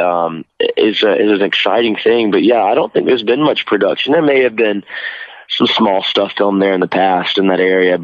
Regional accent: Thomasville, Georgia, United States; now in Los Angeles, United States; growing up in Thomasville, I know the city so well.

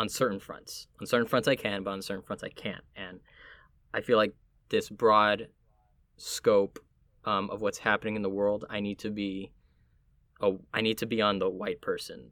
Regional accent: Miami, Florida, United States; also born or lived in Puerto Rico (family); now in New York, United States; where I'm from would be Miami

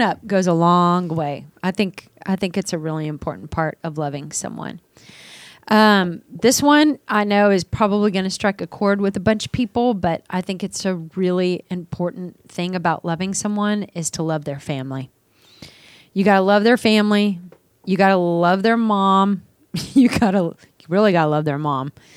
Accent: Dallas, Texas, United States; moved away as an adult; also born or lived in San Francisco; growing up in Dallas, my family, we always dressed up

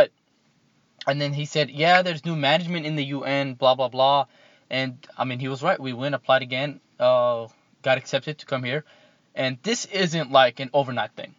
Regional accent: Jordan; moved away; also born or lived in Iraq; Grew up in Jordan most of my life

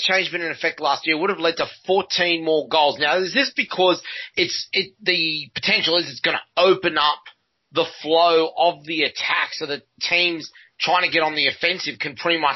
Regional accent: Australia; what we're used to in Australia

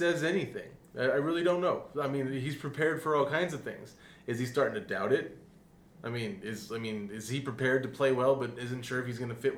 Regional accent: Aurora, Colorado, United States; also born or lived in Capitol Hill, Denver; I'm from Aurora

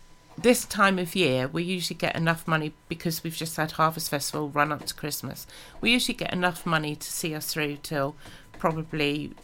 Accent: Southampton, South East England, United Kingdom; moved away as an adult; now in Pembrokeshire, United Kingdom; originally we're from Southampton

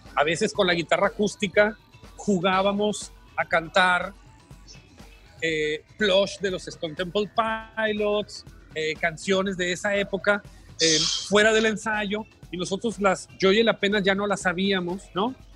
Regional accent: Culiacán, Sinaloa, Mexico; moved away as an adult; now in Mexico City, Mexico; somos de Culiacán, venimos a México

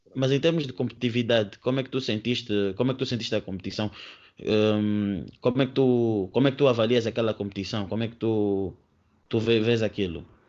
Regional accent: Angola; eu também sou angolano

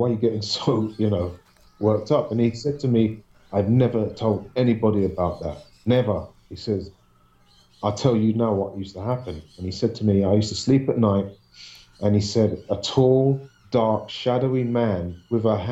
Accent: London, United Kingdom; I used to live in Southwest London up until the age of 5. And then we moved from Southwest London to an apartment in West London

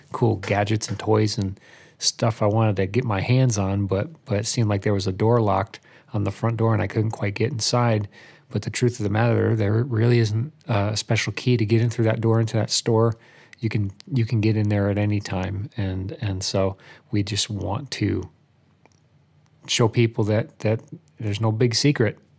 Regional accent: Albany, New York, United States; moved away as an adult; now in Nashville, United States; I grew up in Albany, New York, moved to Nashville area about four years ago

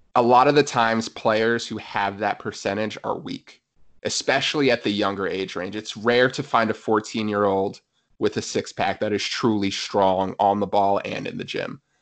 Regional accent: New Jersey, United States; also born or lived in Pennsylvania / North Carolina; I was born and raised in New Jersey, so happy to be back in my home state

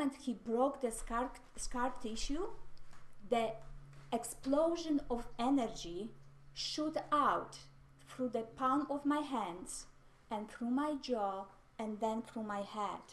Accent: Mississauga, Ontario, Canada; I am from Mississauga, Ontario, Canada

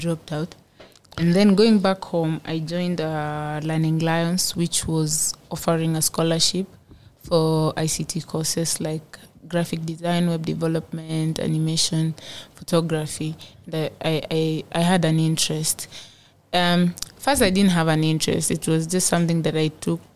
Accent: Turkana County, Kenya; I'm from Turkana

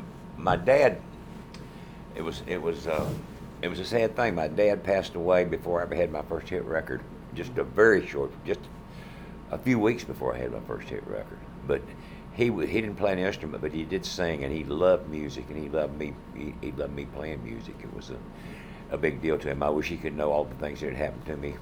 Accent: North Carolina, United States; And so I'm from North Carolina.

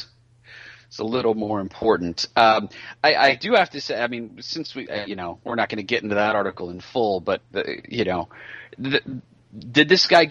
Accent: Marin County, Northern California, United States; growing up in Northern California

